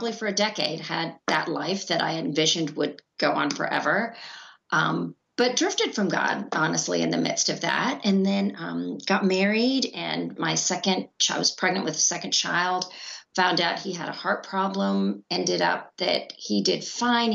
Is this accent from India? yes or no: yes; India; I was born in India